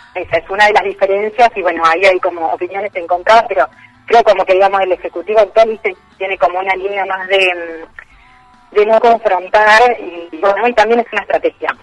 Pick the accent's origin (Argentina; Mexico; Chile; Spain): Argentina; Entre Ríos; moved away as an adult; now in Rosario, Argentina; Soy entrerriana de origen y vivo acá los 18